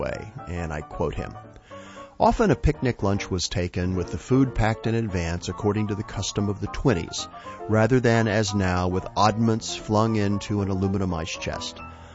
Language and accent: English; West Texas, United States; When I was a kid growing up in West Texas